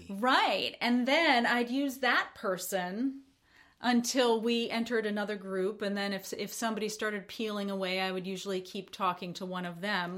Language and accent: English; United States; as an American